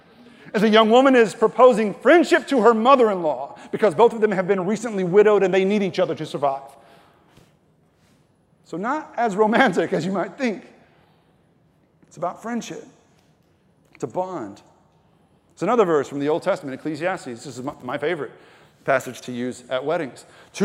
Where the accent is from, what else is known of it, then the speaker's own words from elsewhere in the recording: Texas, United States; She's from Ecuador and I am from East Texas.